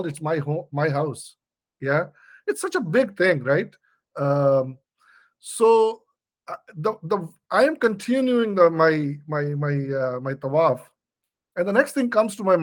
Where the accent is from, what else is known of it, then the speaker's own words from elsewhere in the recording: Pakistan; moved away as an adult; also born or lived in Canada / United States; I am originally from Pakistan